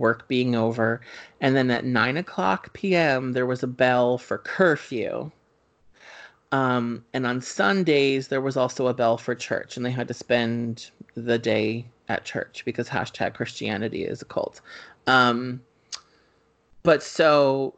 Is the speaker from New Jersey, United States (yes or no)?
yes; Springfield, New Jersey, United States; Ashley and I grew up in Springfield, New Jersey